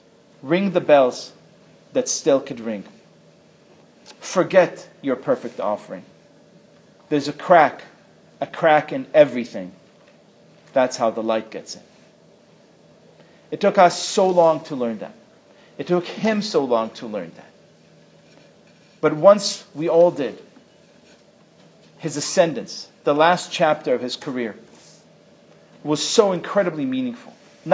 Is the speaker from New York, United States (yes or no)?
yes; New York City, New York, United States; I come from New York City, where the synagogue you don't go to is just as important as the one you do go